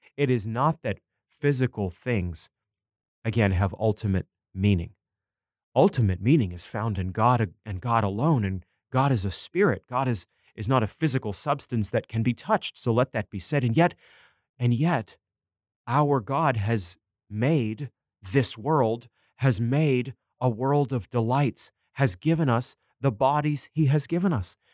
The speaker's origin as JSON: {"language": "English", "town": "Bangor", "region": "Maine", "country": "United States", "tie": "born or raised there", "said": "reading reviews of movies in my local newspaper growing up in Maine, the Bangor Daily News"}